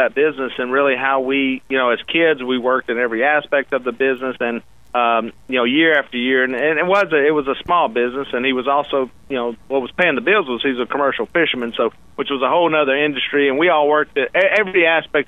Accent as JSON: {"language": "English", "region": "Louisiana", "country": "United States", "said": "Well, I'm from Louisiana"}